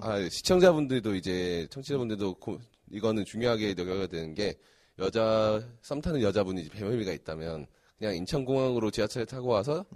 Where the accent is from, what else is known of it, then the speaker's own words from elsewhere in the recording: Busan, South Korea; now in Seoul, South Korea; 내가 부산에서 곧 중고등학교 때 이제 부산대에서 했던 그런 데이트 장소